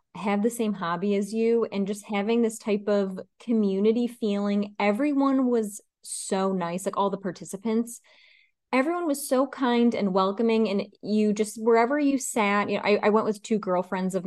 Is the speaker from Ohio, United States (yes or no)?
no; New York, United States; now in Chicago, United States; I'm originally from New York